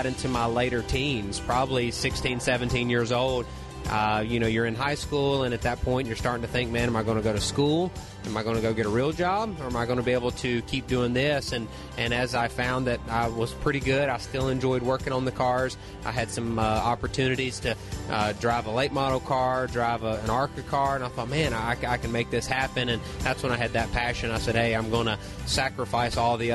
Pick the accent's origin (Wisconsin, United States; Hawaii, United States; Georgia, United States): Georgia, United States; Unadilla; the local short track where I grew up at, just outside of Unadilla, Georgia